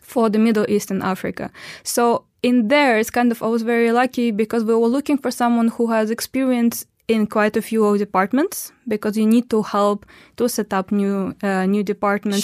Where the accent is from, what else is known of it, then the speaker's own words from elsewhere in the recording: Omsk, Omsk Oblast, Russia; moved away as an adult; also born or lived in Istanbul / London; now in Dubai, United Arab Emirates; I'm from Russia, and in Russia, I'm from, uh, Omsk. That is a city in, uh, Siberia.